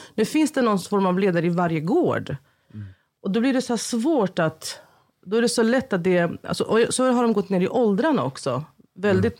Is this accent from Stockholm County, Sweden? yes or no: yes; Stockholm, Stockholm County, Sweden; jag växte upp i Husby och Rinkeby